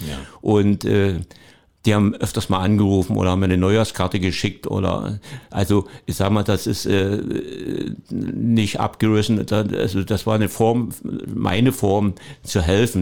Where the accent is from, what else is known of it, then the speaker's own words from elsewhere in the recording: Leutersdorf, Saxony, Germany; accent: rolling R; moved away as an adult; also born or lived in Dresden; now in Cottbus, Germany; ich bin kein gebürtiger Cottbusser, das stimmt. Ich komme aus der Oberlausitz und Neugerstau.